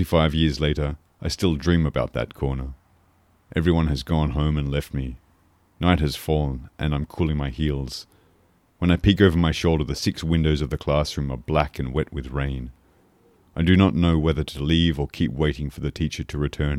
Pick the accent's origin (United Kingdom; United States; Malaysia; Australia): Australia; moved away as an adult; also born or lived in Paris, France; now in Poitiers, France; I'm from Australia, but I've been living in France for more than 10 years now, first in Paris and now in Poitiers